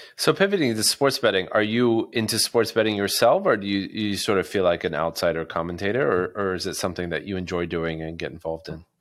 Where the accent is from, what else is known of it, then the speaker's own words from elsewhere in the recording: United States; as an American